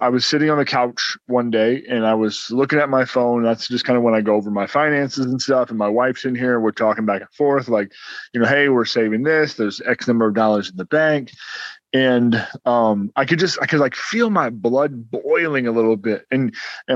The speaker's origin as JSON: {"language": "English", "region": "Ohio", "country": "United States", "said": "We're from Ohio"}